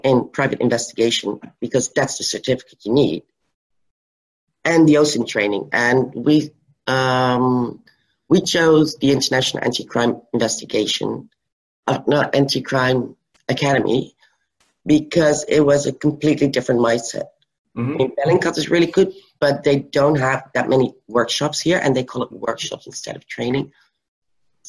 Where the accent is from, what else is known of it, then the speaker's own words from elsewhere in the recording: Netherlands; I started with a biochemical company near my hometown, which helped because I knew all the cities surrounding